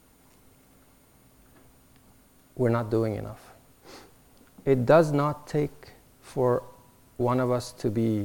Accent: Alexandria, Alexandria Governorate, Egypt; now in United States; I was born in Alexandria, Egypt

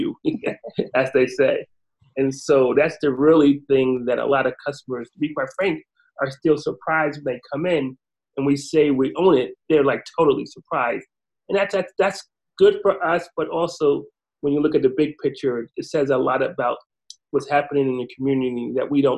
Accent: North New Jersey, United States; born and raised in North New Jersey.

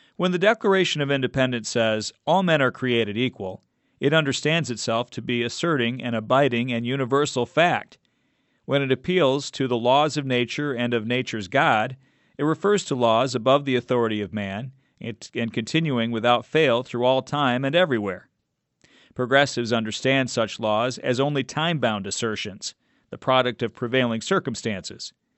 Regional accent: Arkansas, United States; moved away; my home state of Arkansas

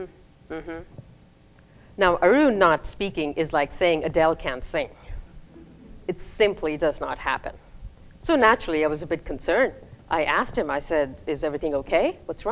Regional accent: India; moved away as an adult; also born or lived in Raleigh, United States; now in United States; I moved from India, where I finished my K through 12, to the United States

